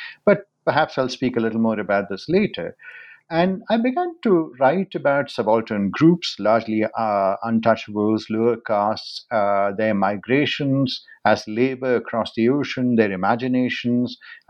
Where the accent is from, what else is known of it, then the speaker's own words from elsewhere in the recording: India; moved away; I was born in India